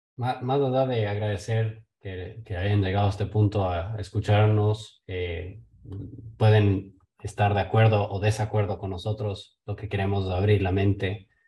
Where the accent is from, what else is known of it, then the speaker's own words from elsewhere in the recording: Ecuador; Yo vengo de Ecuador